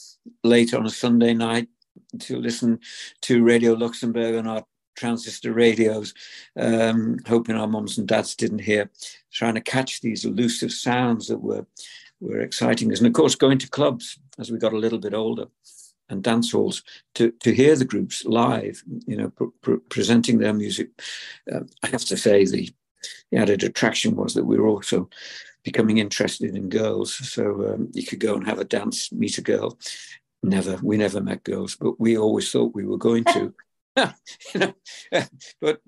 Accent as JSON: {"language": "English", "town": "Liverpool", "region": "North West England", "country": "United Kingdom", "tie": "born or raised there", "said": "as kids growing up in Liverpool"}